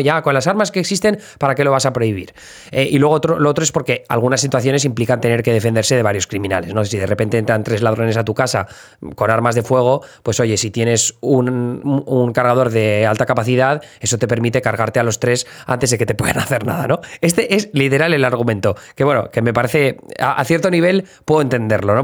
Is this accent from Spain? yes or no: yes; Spain; now in United States; desde el punto de vista español